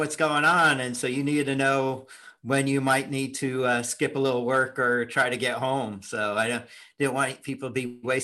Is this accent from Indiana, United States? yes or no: yes; Indianapolis, Indiana, United States; moved away; I grew up in Indianapolis, so I moved there when I was 10